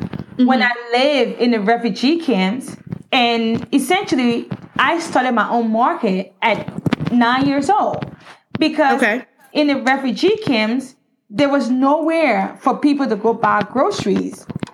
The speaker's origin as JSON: {"language": "English", "town": "Newark", "region": "New Jersey", "country": "United States", "tie": "born or raised there", "said": "Growing up in New Jersey, especially in Newark, I had 10,000 mothers."}